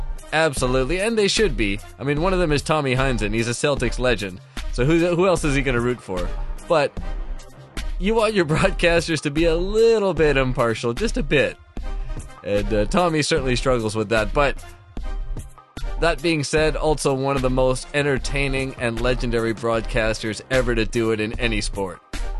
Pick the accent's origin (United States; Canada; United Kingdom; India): Canada; Edmonton, Alberta; I grew up in Edmonton.